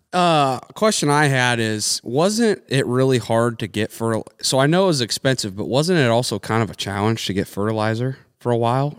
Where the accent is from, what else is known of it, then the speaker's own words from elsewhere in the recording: United States; we as the American people